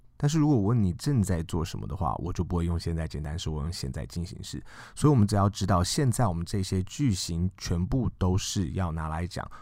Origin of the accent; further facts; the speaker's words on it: China; 我们中国人